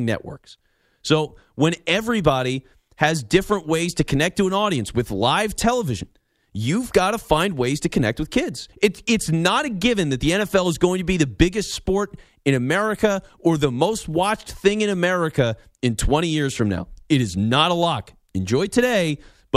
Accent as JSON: {"language": "English", "town": "Philadelphia", "region": "Pennsylvania", "country": "United States", "tie": "born or raised there", "said": "I'm from Philly. It's a football town. People wearing their jerseys to church every Sunday. You know, like that's what I lived"}